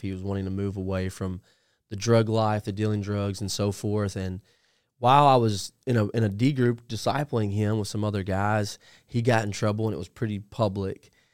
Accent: Puryear, Tennessee, United States; I grew up in a little town called Perrier, Tennessee

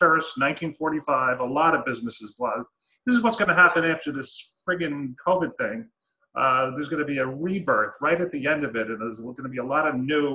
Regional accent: Pearl River, New York, United States; moved away as an adult; now in Saddle River, United States; I grew up in Pearl River, New York. It's 20 minutes outside of New York City

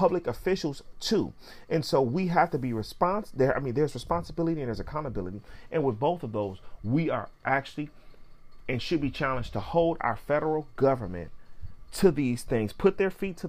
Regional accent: Pontiac, Michigan, United States; I can go back to Pontiac, Michigan on Johnson Street at General Hospital where I was born. But there's no go back to Africa. I'm not from there. Although those are my descendants and ancestors, I'm from Pontiac.

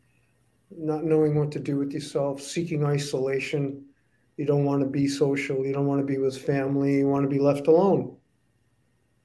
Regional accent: Rhode Island, United States; I'm from Rhode Island, the Northeast. It's a small state. I grew up in the restaurant business

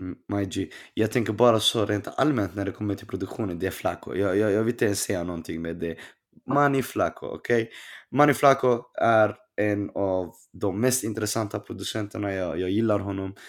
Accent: Stockholm, Stockholm County, Sweden; jag är från Rinkeby

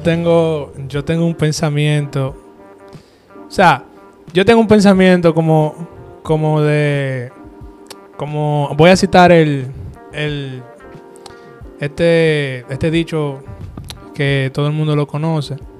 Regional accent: Dominican Republic; Somos dominicanos.

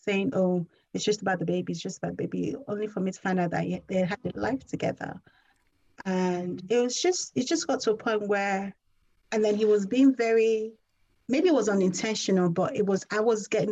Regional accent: Nigeria; I'm Nigerian and that's the culture that I come from

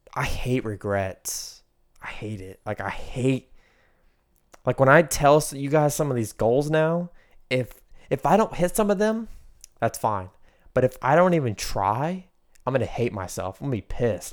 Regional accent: United States; growing up in America

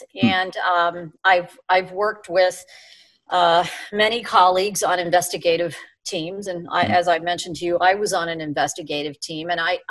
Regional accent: Pittsburgh, Pennsylvania, United States; accent: Pittsburgh; I'm from Pittsburgh, and I had a horrible Pittsburgh accent.

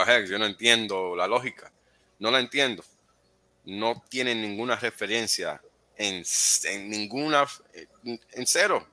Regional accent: New York, United States; yo me crié en Nueva York

